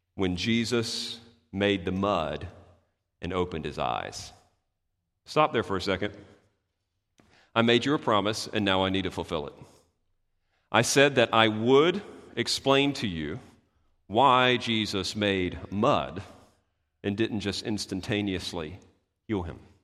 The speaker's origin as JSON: {"language": "English", "country": "United States", "said": "we're, we're American"}